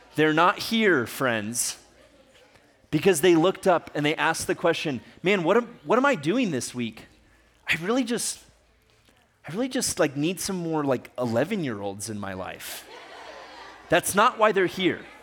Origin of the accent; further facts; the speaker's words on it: Ecuador; moved away; I grew up in Ecuador